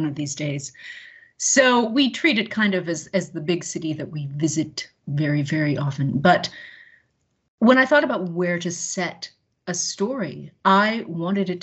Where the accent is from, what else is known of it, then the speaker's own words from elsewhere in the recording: Canton, Illinois, United States; moved away as an adult; also born or lived in Seattle / Washington, D.C. / Los Angeles / Cedar Rapids, Iowa; now in Quincy, United States; I'm in Quincy, Illinois, and I grew up in Canton, Illinois, across the river.